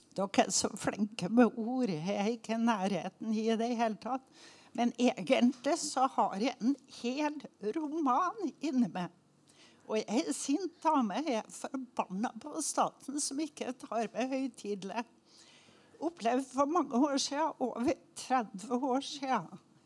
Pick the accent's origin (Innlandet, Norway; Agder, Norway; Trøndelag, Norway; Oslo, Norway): Trøndelag, Norway; Oppdal; moved away; Jeg er oppdaling